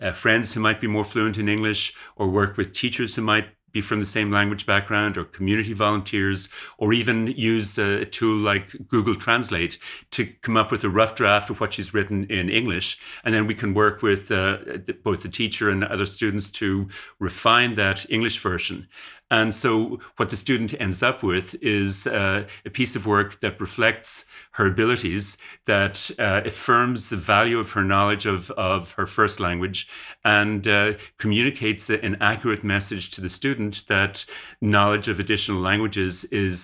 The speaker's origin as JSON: {"language": "English", "country": "Ireland", "tie": "born or raised there", "moved": "as an adult", "lives_now": "Canada", "said": "I grew up in Ireland uh, and went to university in Ireland, and then went to Canada to do graduate work uh, and uh, stayed in Canada basically."}